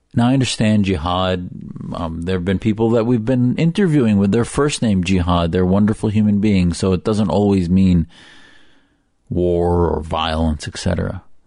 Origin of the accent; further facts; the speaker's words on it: United States; an American, first, an American that happens to be Muslim